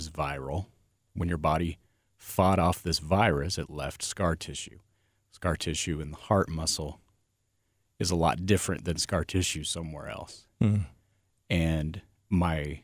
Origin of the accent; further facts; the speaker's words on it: Nebraska, United States; I grew up in Nebraska. So here I am in a very, very small town in Nebraska